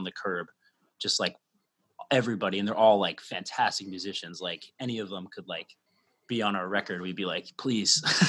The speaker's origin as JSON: {"language": "English", "town": "Phoenix", "region": "Arizona", "country": "United States", "tie": "born or raised there", "moved": "as an adult", "lives_now": "Los Angeles, United States", "said": "I grew up, I'm from Arizona and Phoenix, and my whole life has been there until since October of last year"}